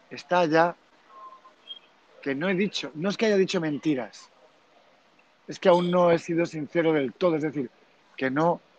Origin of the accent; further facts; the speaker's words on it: Germany; Spanish is a second language; pero yo, con lo que yo soy alemán, me viene inmediatamente que la palabra que has dicho, honesto, Ehrlich o algo así, has dicho.